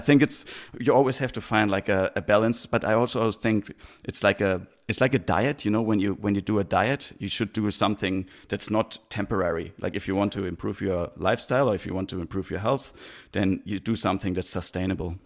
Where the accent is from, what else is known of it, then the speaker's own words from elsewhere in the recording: Heidelberg, Baden-Württemberg, Germany; moved away as an adult; also born or lived in Australia / Christchurch, New Zealand; now in New Zealand; growing up in Heidelberg was actually really nice